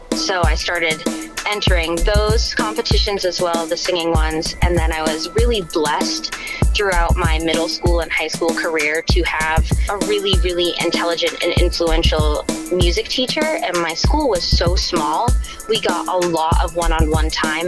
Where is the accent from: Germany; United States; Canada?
United States; Richmond; also born or lived in Augusta, Maine / Sidney, Maine; I moved to Richmond, and that's where like all of my um, adolescent development happened. So I was there from kindergarten until I graduated